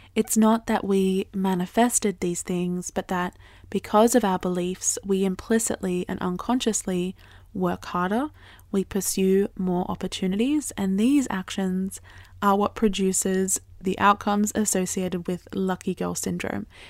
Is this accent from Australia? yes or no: yes; Australia; I grew up in Australia